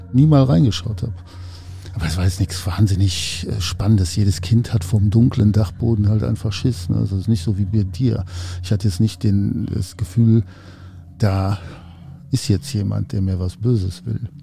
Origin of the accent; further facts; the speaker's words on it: Cologne, North Rhine-Westphalia, Germany; ich komme aus Köln, ich bin in Köln geboren